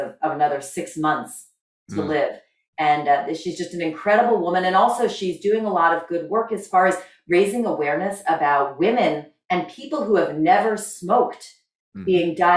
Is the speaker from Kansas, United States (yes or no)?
no; New Jersey, United States; my home state of New Jersey